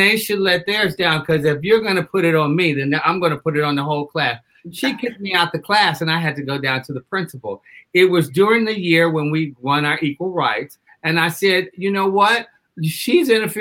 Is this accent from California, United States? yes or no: no; Detroit, Michigan, United States; I'm from Detroit, Michigan